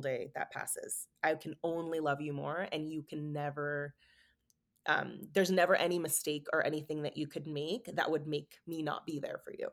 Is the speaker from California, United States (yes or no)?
yes; San Francisco, California, United States; moved away as an adult; also born or lived in Oregon; moving back to San Francisco to be closer to them, and just having a, such a different reality, like living back in my hometown